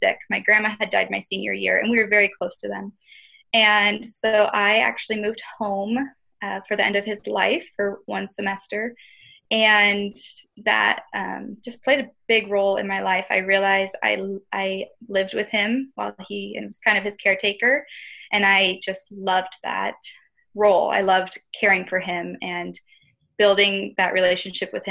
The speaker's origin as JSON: {"language": "English", "town": "Newport", "region": "Washington", "country": "United States", "tie": "born or raised there", "said": "I grew up in Newport, Washington, which is about an hour north of Spokane"}